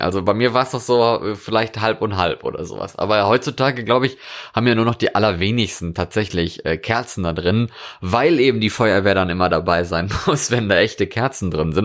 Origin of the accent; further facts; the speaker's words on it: North Rhine-Westphalia, Germany; Ich komme ja aus Westfalen ursprünglich.